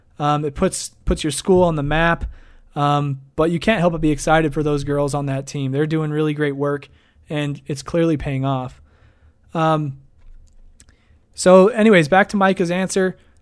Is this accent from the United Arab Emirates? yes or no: no; Idaho, United States; Hey, I'm from Idaho. He's a good friend of mine, actually. We went to college up in Moscow together.